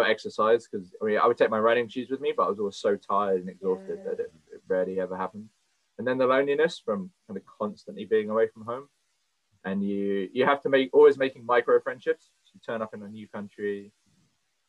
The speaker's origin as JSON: {"language": "English", "area": "Cornwall", "region": "South West England", "country": "United Kingdom", "tie": "born or raised there", "said": "I've always worked in hospitality my whole life, growing up in Cornwall"}